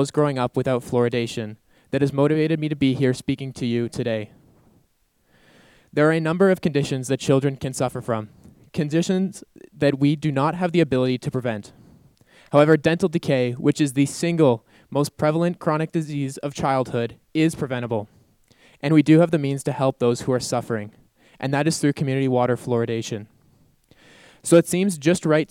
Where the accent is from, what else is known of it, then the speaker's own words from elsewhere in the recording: Calgary, Alberta, Canada; the community water fluoridation that I received growing up in Calgary